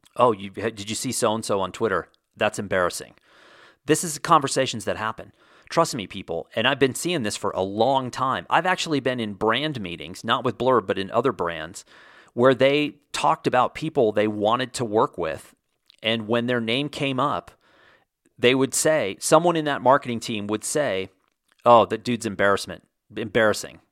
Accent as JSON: {"language": "English", "region": "Texas", "country": "United States", "tie": "born or raised there", "said": "I grew up surfing in Texas"}